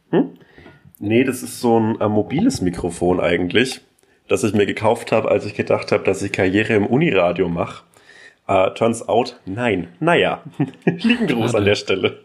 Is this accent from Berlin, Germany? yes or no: no; Franconian Switzerland, Upper Franconia, Bavaria, Germany; in der fränkischen Schweiz, die oberfränkische Provinz